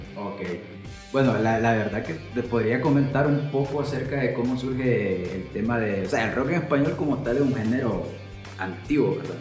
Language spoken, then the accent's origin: Spanish; Colón, Honduras; moved away as an adult; also born or lived in Tegucigalpa, Honduras; soy de, de la capital, soy capitalino, pero me crié en Colón. Me crié en Colón hasta, hasta la, eh, edad de que ya me tocaba venirme para la universidad